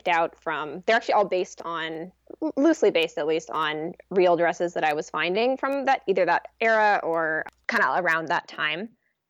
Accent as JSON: {"language": "English", "area": "San Francisco Bay Area", "region": "California", "country": "United States", "tie": "born or raised there"}